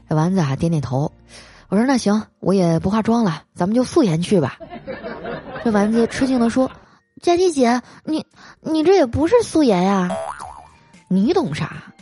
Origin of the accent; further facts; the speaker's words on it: Northeast China, China; 作为一个东北人啊，我第一次去上海